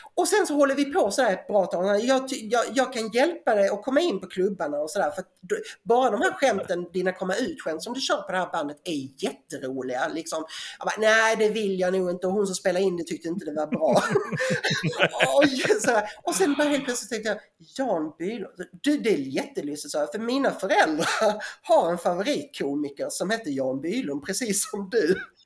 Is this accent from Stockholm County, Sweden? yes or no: no; Eslöv, Skåne, Sweden; accent: Scanian; jag kommer ju som, som Johan Glans då från Eslöv, Horva utanför